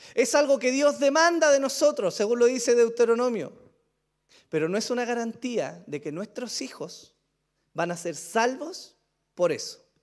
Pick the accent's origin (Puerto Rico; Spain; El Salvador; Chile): Chile; pero somos chilenos, hermano, en su mayoría